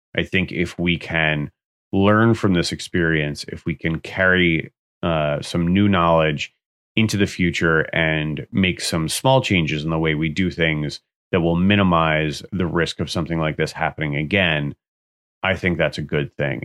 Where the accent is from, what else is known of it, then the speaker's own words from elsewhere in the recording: Pleasantville, New York, United States; the town that I grew up in in Westchester, Pleasantville